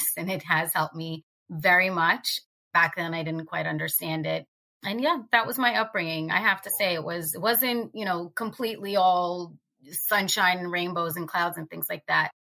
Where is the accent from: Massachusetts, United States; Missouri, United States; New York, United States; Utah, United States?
New York, United States; Port Washington; I grew up on the North Shore in this teeny tiny town called Port Washington